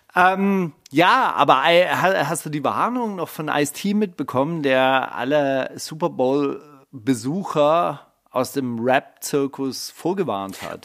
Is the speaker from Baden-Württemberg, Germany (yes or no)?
yes; Kornwestheim, Baden-Württemberg, Germany; Meine Heimatstadt Kornwestheim hat 35.000 Einwohner.